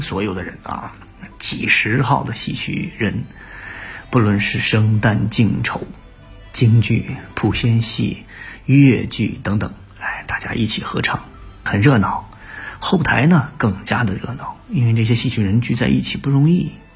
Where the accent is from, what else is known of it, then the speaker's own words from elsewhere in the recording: Hebei, China; now in Shanghai, China; 作为一个河北人来说